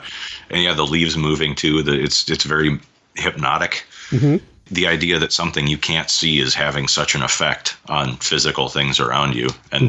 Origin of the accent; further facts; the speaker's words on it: Iowa, United States; I'm from the Midwest. I'm from Iowa.